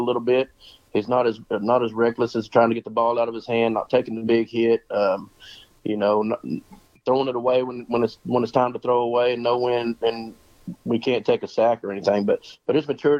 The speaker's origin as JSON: {"language": "English", "town": "Banks", "region": "Texas", "country": "United States", "tie": "born or raised there", "also_born_or_lived": "Harker Heights, Texas / La Vernia, Texas", "lives_now": "Coleman, United States", "said": "I grew up 20 miles east of here in Banks."}